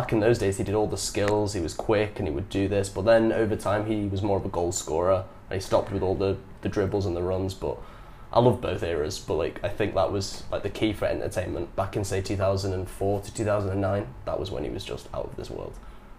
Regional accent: Manchester, North West England, United Kingdom; moved away as an adult; now in Vietnam; And I'm from Manchester, UK, where Ronaldo played Man United

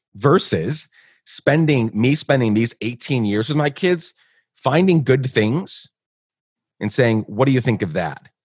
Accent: Guatemala; moved away; I grew up in Guatemala, so I, I grew up in Guatemala pre nine eleven.

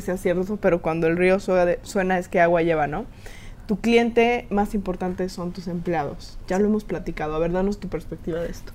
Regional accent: Mexico; como mexicanos

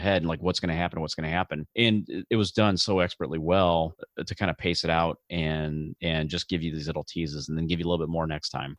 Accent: outside of Chicago, Illinois, United States; I grew up outside of Chicago

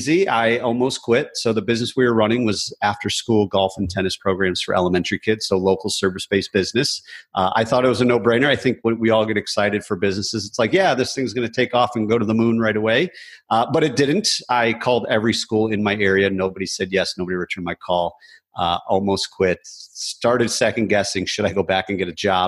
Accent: Michigan, United States; now in Raleigh, United States; I grew up in Michigan

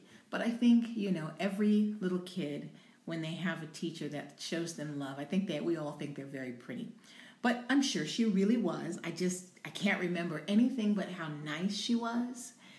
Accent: Louisiana, United States; also born or lived in Albuquerque, New Mexico / Washington State; My father was in the military, so we traveled a lot. And I was born in New Mexico, Albuquerque, New Mexico. Then we lived in Washington State, and then we moved to Louisiana.

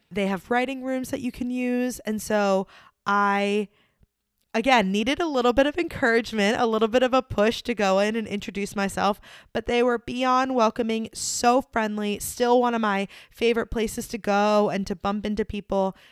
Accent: Delaware, United States; moved away as an adult; also born or lived in New York; now in Nashville, United States; I grew up in Delaware

